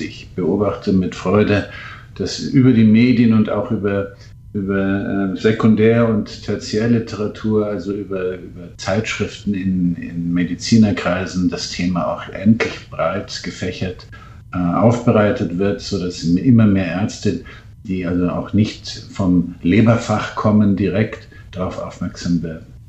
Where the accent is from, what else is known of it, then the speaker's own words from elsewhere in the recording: Munich, Bavaria, Germany; in München mit Übergewicht geboren